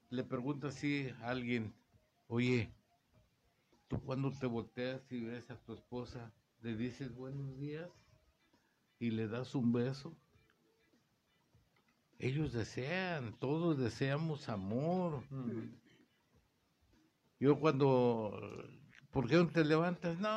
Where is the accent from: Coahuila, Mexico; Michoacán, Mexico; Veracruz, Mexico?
Veracruz, Mexico; De donde soy yo, de, Veracruz.